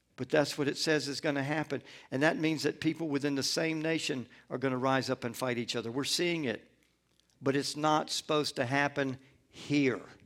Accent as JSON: {"language": "English", "town": "Atlanta", "region": "Georgia", "country": "United States", "tie": "born or raised there", "also_born_or_lived": "Gulfport, Mississippi"}